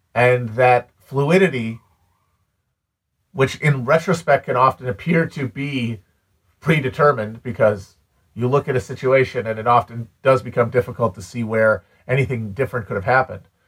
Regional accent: United States; I'm an American.

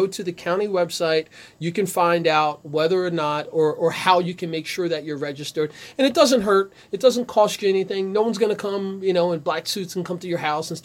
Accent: Ewing, New Jersey, United States; now in Trenton, United States; I grew up in Ewing in the 60s, 70s, and 80s

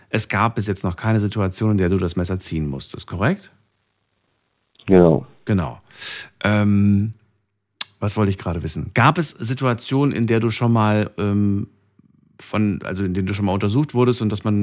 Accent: Frankfurt, Hesse, Germany; Ja, ich komme komm ja von, aus Frankfurt, ja, erzähl.

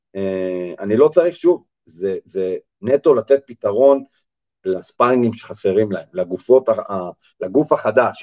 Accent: Israel; אנחנו בתור ישראלים

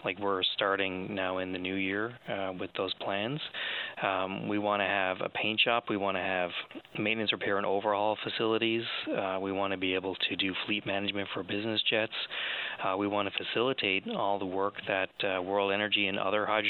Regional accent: St. John's, Newfoundland and Labrador, Canada; also born or lived in Ontario; now in Stephenville, Canada; I'm from Newfoundland originally. I'm from St. John's.

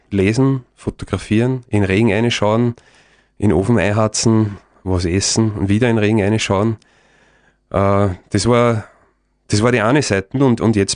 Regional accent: Lower Austria, Austria; Ich bin halt auch, ich komme aus dem Waldviertel, da ist relativ flach

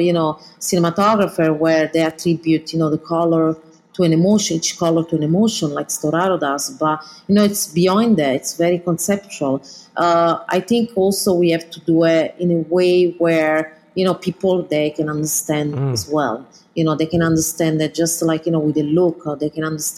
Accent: Southern Italy, Italy; English is a second language; moved away as an adult; also born or lived in London / New York; being from the south of Italy

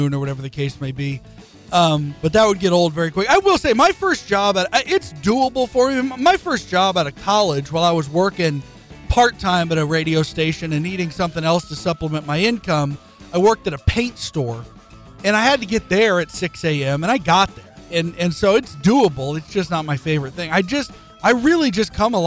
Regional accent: Gardner, Kansas, United States; now in Lawrence, United States; I grew up in Gardner

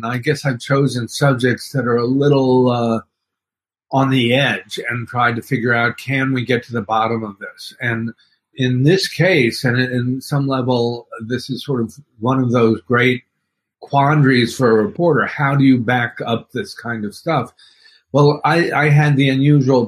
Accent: Dallas, Texas, United States; now in New York, United States; I grew up in Dallas, but I've lived in New York for the last 40 years. And originally, I was born here in New York

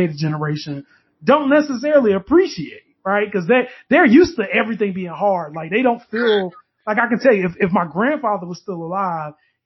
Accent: the South, United States; I'm from the South

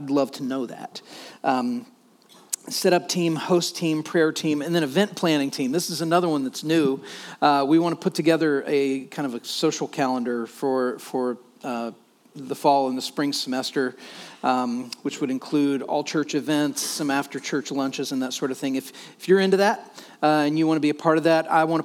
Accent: United States; by right of being an American, we are affluent

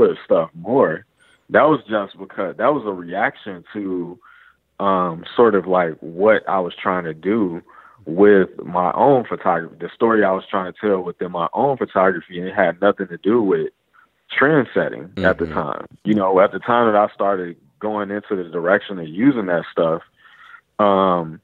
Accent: Chicago, Illinois, United States; I grew up in Chicago on the South Side

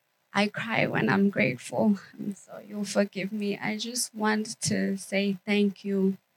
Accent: South Africa; moved away; I am from South Africa. I came in the country and I had been isolated forever.

